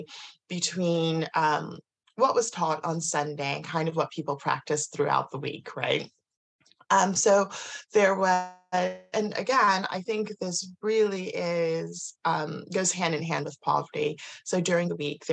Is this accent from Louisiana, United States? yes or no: no; Kansas, United States; I grew up in America, in Kansas, in the middle of nowhere.